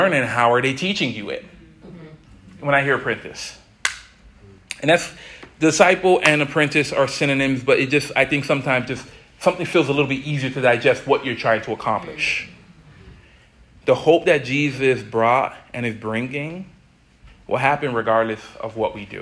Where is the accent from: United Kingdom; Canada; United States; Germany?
United States; Miami, Florida; I'm from Miami